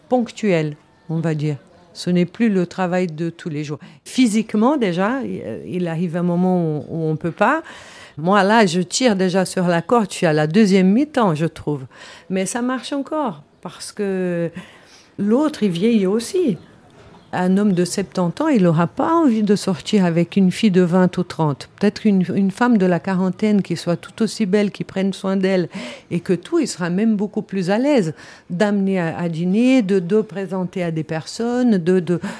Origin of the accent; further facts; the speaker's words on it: Switzerland; Je suis suissesse, je, personne ne m'a obligé, je parle six langues